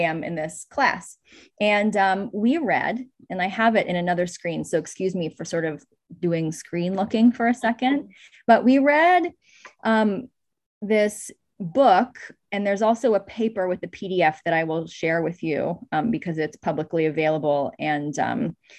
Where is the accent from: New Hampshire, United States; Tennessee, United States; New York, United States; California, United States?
California, United States; Oakland; I grew up in California, in Oakland, California